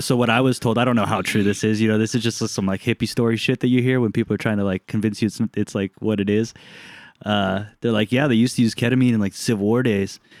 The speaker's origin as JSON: {"language": "English", "region": "Southern California", "country": "United States", "tie": "born or raised there", "moved": "yes", "said": "I grew up in Southern California"}